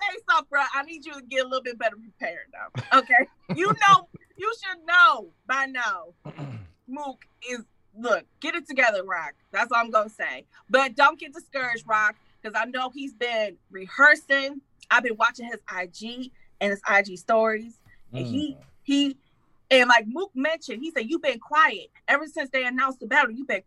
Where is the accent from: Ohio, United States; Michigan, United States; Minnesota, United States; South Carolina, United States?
Michigan, United States; Detroit; I'm from Detroit